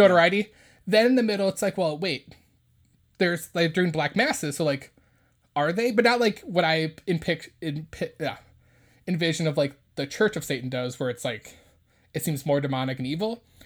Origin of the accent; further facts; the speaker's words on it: United States; as Americans, we have a religious freedom